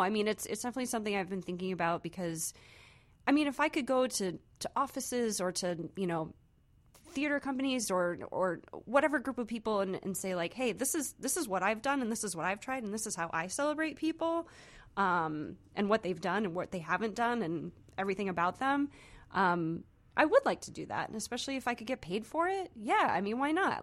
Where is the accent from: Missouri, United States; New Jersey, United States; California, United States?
Missouri, United States; Saint Charles; also born or lived in Cape Girardeau, Missouri; Saint Charles, Missouri